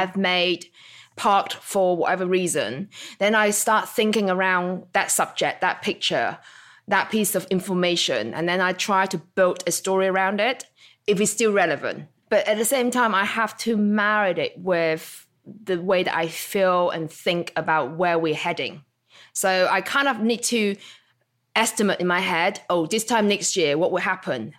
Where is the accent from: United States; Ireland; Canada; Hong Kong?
Hong Kong; moved away; also born or lived in Isle of Wight; growing up in Hong Kong